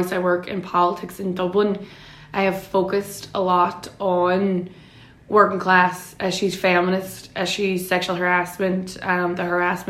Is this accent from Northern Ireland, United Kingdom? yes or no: yes; Derry, Northern Ireland, United Kingdom; I'm from Derry City. My mammy is from Craigan and my daddy is from Shantaz, so two very known, well-known nationalist working class estates in Derry